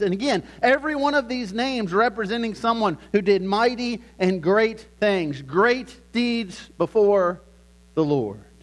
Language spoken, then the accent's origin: English; Lynchburg, Virginia, United States; I grew up in Lynchburg, Virginia